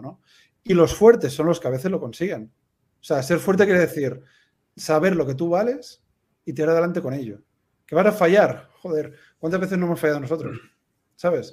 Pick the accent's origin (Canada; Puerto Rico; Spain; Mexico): Spain; Tarragona, Catalonia; moved away as an adult; also born or lived in United States / Peru / Madrid / Valls; now in Andorra; Yo soy de Tarragona